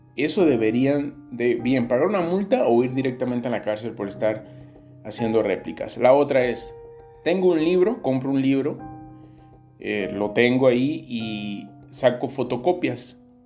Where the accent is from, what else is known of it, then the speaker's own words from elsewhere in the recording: Tierra Caliente, Mexico; de la parte de donde soy, de, Tierra Caliente